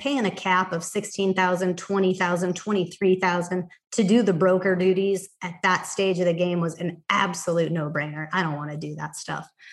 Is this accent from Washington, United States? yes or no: no; Montana, United States; now in Cave Creek, Arizona, United States; my hometown, Montana.